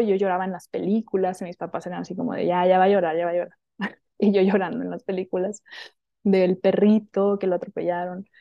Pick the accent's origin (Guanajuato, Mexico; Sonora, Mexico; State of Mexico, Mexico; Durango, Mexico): Sonora, Mexico; Hermosillo; moved away as an adult; now in Mexico City, Mexico; yo soy de Sonora, ¿no? Mm, nací en Sonora, en el norte de México, en Hermosillo